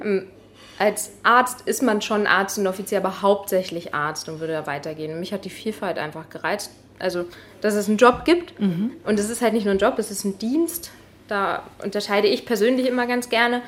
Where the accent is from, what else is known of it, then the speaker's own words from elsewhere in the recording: Rendsburg, Schleswig-Holstein, Germany; also born or lived in Eckernförde; Ich komme ja aus Rendsburg gebürtig ja. und äh, bin auch groß geworden